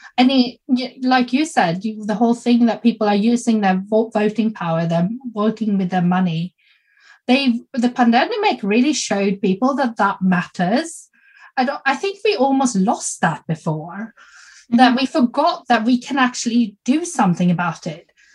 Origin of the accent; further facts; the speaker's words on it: Sweden; also born or lived in South Korea; I'm adopted from South Korea and I grew up in Sweden.